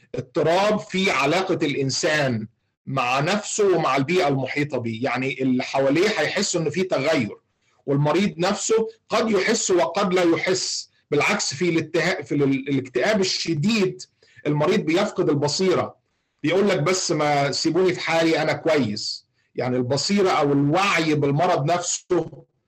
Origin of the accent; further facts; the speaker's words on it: Egypt; عندنا في مصر